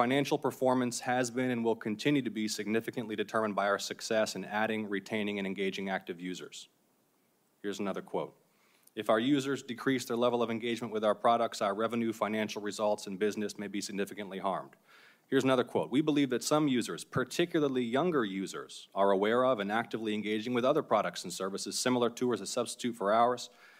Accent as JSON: {"language": "English", "region": "Georgia", "country": "United States", "said": "certainly in my home state of Georgia"}